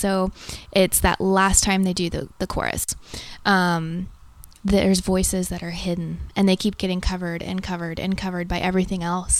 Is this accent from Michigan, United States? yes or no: no; outside of Chicago, Illinois, United States; I'm from outside of Chicago, but close enough.